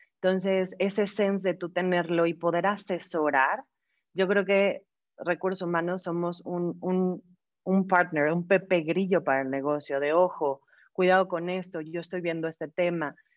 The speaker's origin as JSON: {"language": "Spanish", "country": "Mexico", "said": "Tengo 35 años, soy mexicana"}